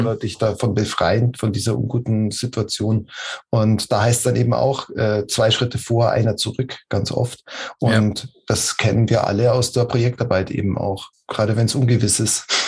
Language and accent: German; Munich, Bavaria, Germany; moved away as an adult; Ich komme aus München, bin da geboren und aufgewachsen und ähm, da lebe ich jetzt wieder